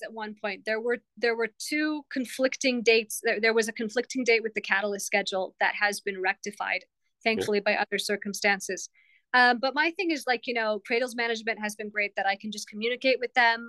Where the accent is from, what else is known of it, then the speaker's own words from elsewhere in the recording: Tucson, Arizona, United States; I'm this girl from Tucson, Arizona